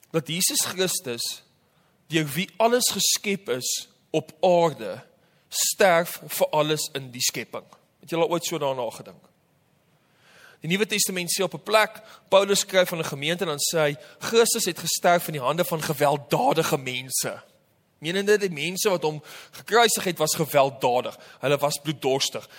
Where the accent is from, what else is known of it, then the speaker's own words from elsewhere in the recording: Namibia; moved away; Namibia waar ek vandaan kom